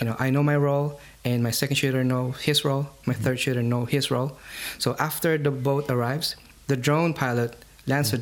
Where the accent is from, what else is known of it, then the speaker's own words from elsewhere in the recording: Philippines; I'm Filipino. I'm from the Philippine Islands.